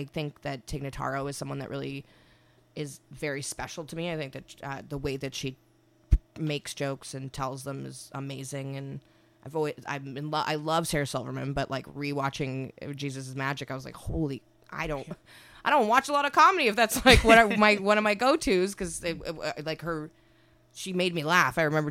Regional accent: Winnipeg, Manitoba, Canada; I guess it did when I lived there, because it was like Utah. It's kind of like I feel like Winnipeg is a bit separated from everything.

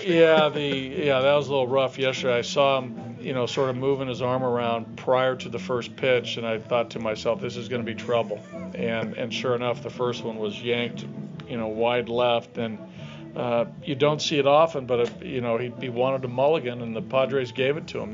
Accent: the Northwest, Pacific Northwest, United States; I grew up in the Northwest

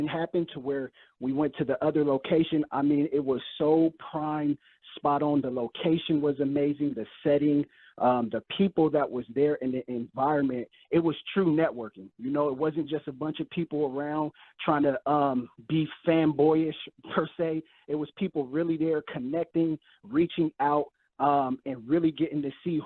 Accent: California, United States; moved away as an adult; now in Houston, United States; I'm originally from California, so me being, I moved out here about a year ago

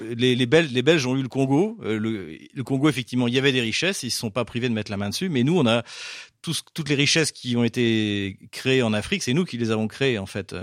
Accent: France; now in Russia; je suis français

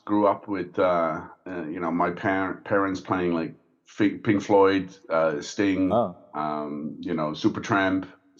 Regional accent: Netherlands; moved away as an adult; also born or lived in Belgium; now in Singapore; I grew up there, studied there. I have lived in Belgium for about two and a half years in between, but born and raised in the Netherlands, and then I came to Singapore in early 2013.

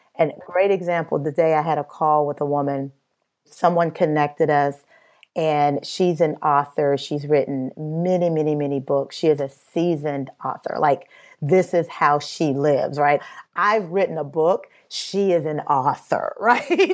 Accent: Midwest, United States; I'm from the Midwest

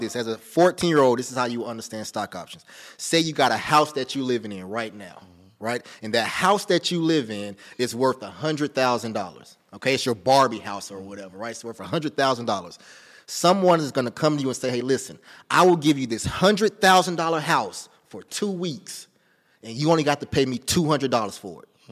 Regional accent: Rock Hill, South Carolina, United States; I'm from Rock Hill, South Carolina, like fifteen minutes outside of Charlotte.

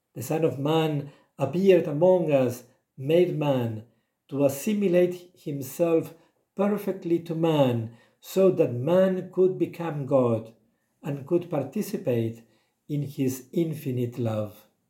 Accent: Argentina; now in Eswatini; I was born in Argentina

